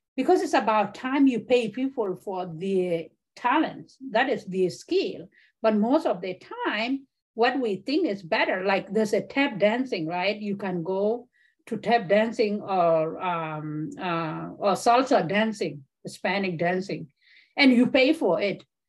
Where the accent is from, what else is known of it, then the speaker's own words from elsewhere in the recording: Kakuma, Turkana County, Kenya; also born or lived in South Sudan; now in Michigan, United States; Kakuma refugee camp, I grew up there